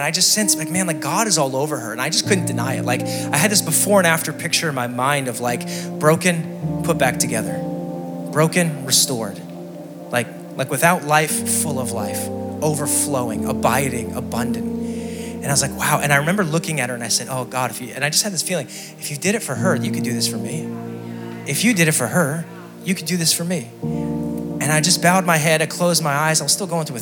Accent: Scranton, Pennsylvania, United States; I'm from Scranton, Pennsylvania, the electric city

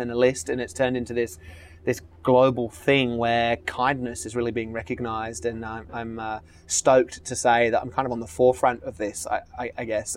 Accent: Australia; now in Marina del Rey, United States; I'm Australian

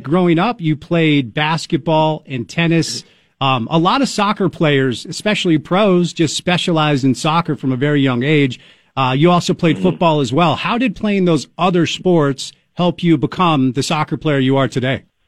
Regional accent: Northeast, United States; now in Utah, United States; I'm a child of the Northeast

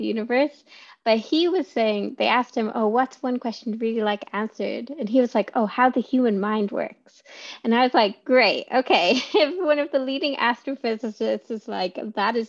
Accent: Ireland; moved away as an adult; also born or lived in Edinburgh; I grew up on a farm in the middle of nowhere in Ireland, but being Irish

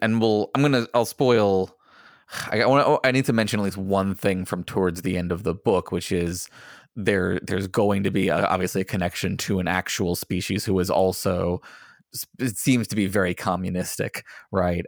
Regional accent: United States; as an American

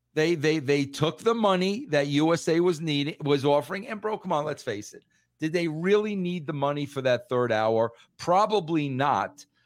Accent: New York, United States; being a New Yorker

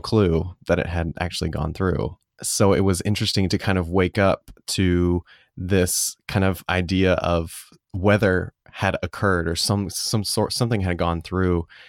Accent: Calhoun, United States; downtown, um, in Calhoun, my hometown

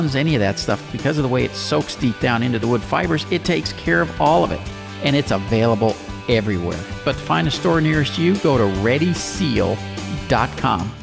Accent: Pasadena, Texas, United States; my hometown of Pasadena

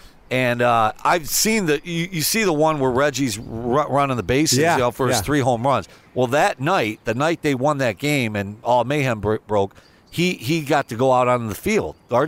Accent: Binghamton, New York, United States; I grew up in upstate New York. I grew up in Binghamton, New York, which is about a six-hour drive to here.

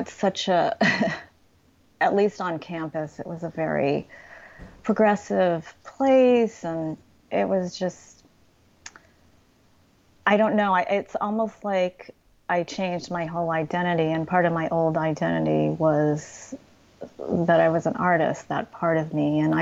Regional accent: United States; how American I am and just all the cultural references that I grew up

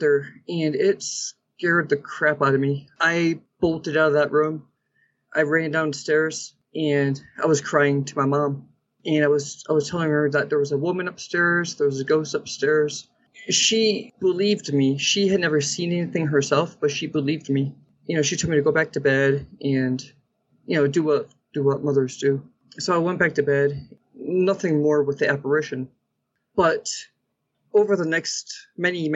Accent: Derby, Connecticut, United States; now in New Mexico, United States; So I grew up in Connecticut and in a small town called Derby

